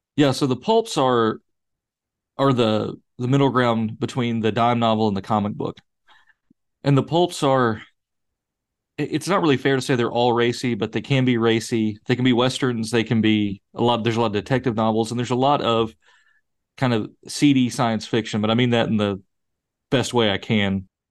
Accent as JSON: {"language": "English", "country": "United States", "said": "I'm proud of it as an American"}